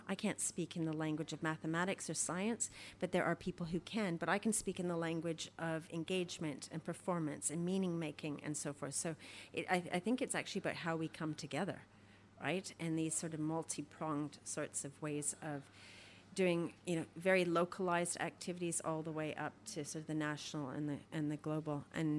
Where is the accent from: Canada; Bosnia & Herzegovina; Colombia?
Canada; now in Australia; You know, I'm Canadian, you know, like I'm much more, I know how to survive a lot more in Canada than I do Australia, you know